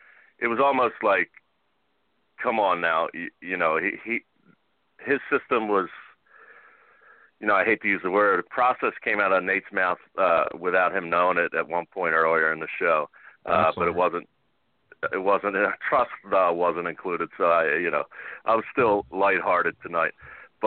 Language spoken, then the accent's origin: English; Philadelphia, Pennsylvania, United States; As a Philadelphian